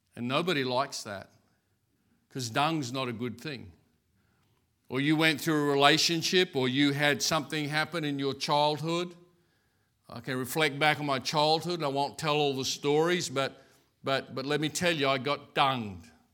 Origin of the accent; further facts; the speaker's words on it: Brisbane, Queensland, Australia; I grew up in Brackenridge.